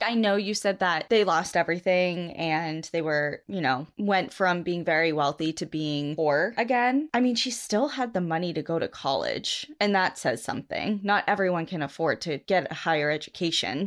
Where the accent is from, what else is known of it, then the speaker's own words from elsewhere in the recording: New Hampshire, United States; so growing up in New Hampshire, where I lived on the edge